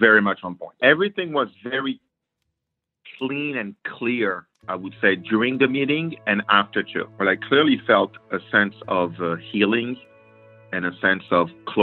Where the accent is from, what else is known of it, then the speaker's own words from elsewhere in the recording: New York, United States; I'm from New York.